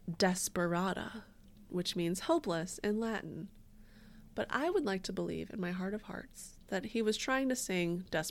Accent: Windsor, Ontario, Canada; now in Michigan, United States; So I'm originally from Windsor, Canada, but I'm living in Michigan right now to pursue my PhD.

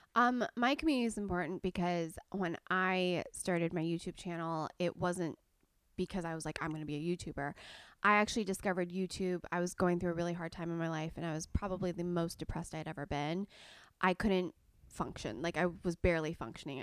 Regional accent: Southern California, United States; I was born and raised in Southern California

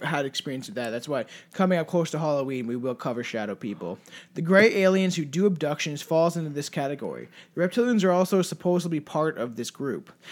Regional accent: Canada; we're French Canadian

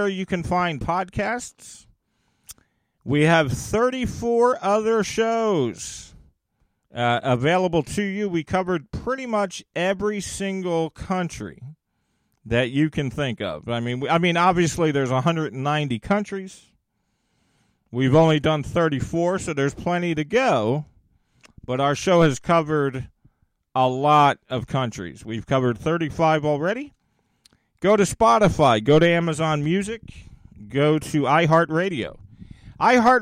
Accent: United States; my home country of the USA

